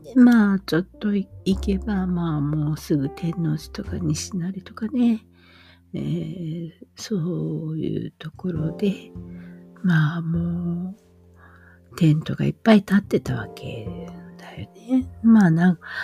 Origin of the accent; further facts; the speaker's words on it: Osaka, Japan; 私が小 さい頃は、まあ大阪で生まれたので、あとずっと父が子供の頃から住んでた谷町に引っ越しして、谷町でずっと暮らしてた